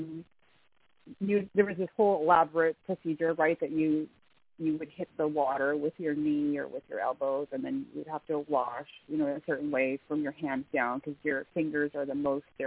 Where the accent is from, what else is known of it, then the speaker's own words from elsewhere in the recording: Ottawa, Ontario, Canada; I'm from Ottawa.